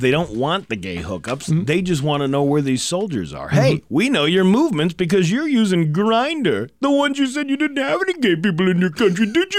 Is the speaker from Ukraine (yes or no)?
yes; Ukraine; You say Ukraine's weak? I'm from Ukraine.